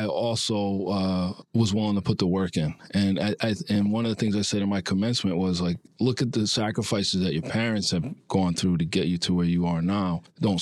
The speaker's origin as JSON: {"language": "English", "town": "Providence", "region": "Rhode Island", "country": "United States", "tie": "born or raised there", "also_born_or_lived": "New York City / Bridgeport", "moved": "as an adult", "said": "I grew up in Providence."}